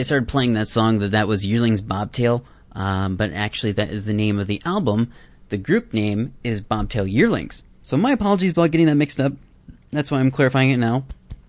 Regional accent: Iowa, United States; now in Vancouver, Canada; being and living in Vancouver, because I grew up in Iowa, where there's not such great and grandioso celebrations.

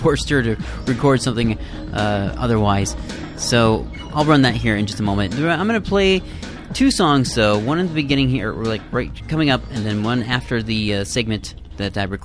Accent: Midwest, United States; accent: Midwest; my Midwest accent

